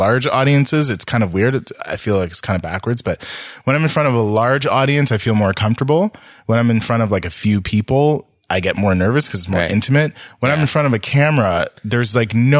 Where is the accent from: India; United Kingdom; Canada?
Canada; Ottawa, Ontario; I'm from Ottawa